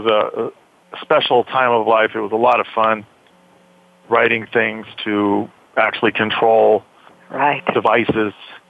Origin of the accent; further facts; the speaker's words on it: San Bernardino, California, United States; also born or lived in Lake Arrowhead, California; I grew up in San Bernardino, California. Went to high school in Lake Arrowhead, which is a mountain behind San Bernardino.